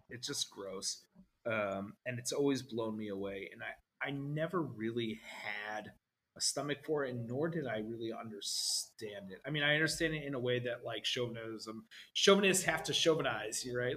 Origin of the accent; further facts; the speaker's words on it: New Jersey, United States; my family growing up in New Jersey